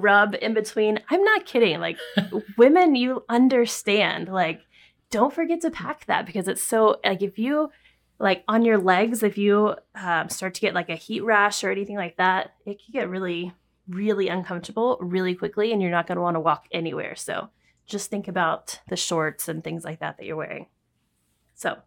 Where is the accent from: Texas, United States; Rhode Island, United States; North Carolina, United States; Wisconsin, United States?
Texas, United States; now in New York City, United States; When we lived in Texas